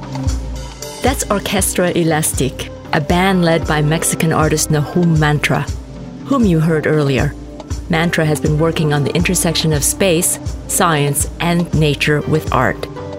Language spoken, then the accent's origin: English; Canada; I'm a Canadian journalist whose family comes from Malaysia